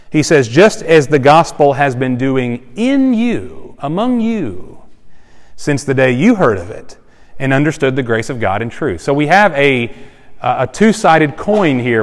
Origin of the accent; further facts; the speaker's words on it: Cameron, Texas, United States; moved away; also born or lived in Starkville, Mississippi; I was born in Cameron, Texas, population 5,500